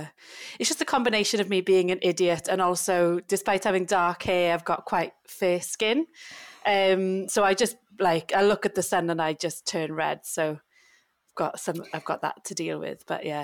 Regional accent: United Kingdom; We're so British, aren't we? Bloody complaining about the heat.

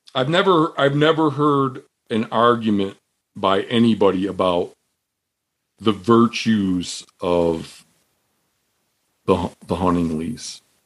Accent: Michigan, United States; moved away; Where I grew up in Michigan

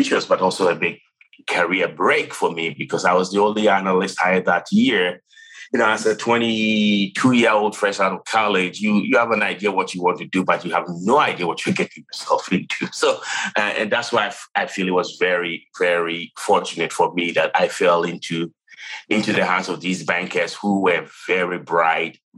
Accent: Ghana; moved away as an adult; I was born and raised in Ghana, if you guess where the accent is from, where I grew up and went to college.

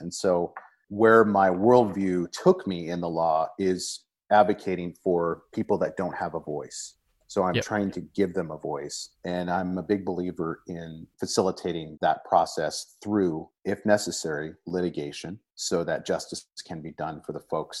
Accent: Washington, United States; I live here in the Pacific Northwest of the United States, and I was born and raised here in Central Washington.

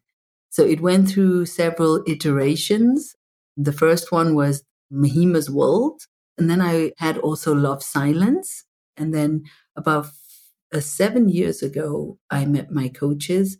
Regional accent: Zimbabwe; moved away; I was brought up in apartheid in Zimbabwe

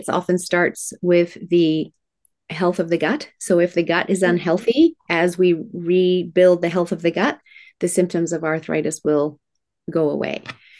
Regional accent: Tokyo, Japan; I was raised in Tokyo, Japan in the 1970s, manufacturing plants spewing out toxins. Yes, it was very cool being raised in Japan.

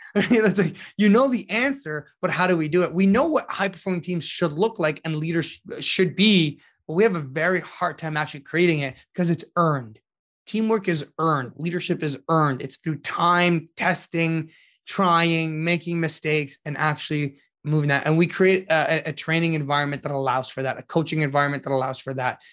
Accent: Ottawa, Ontario, Canada; the community that I grew up in Ottawa

